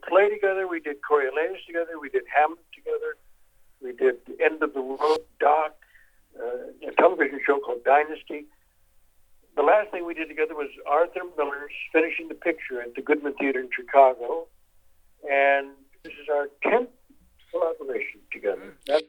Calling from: Warsaw, Masovian Voivodeship, Poland; I'm calling you from Warsaw, Poland.

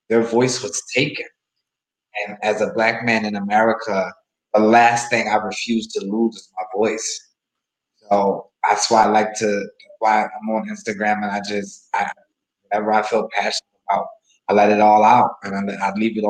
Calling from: Philadelphia, Pennsylvania, United States; Yeah, I'm calling in from Philadelphia, Pennsylvania.

